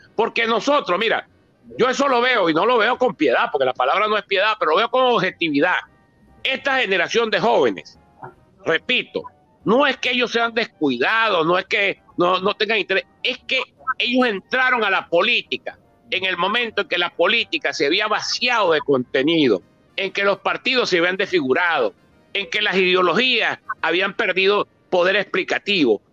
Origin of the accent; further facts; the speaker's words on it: Barinas, Venezuela; yo soy de Barinas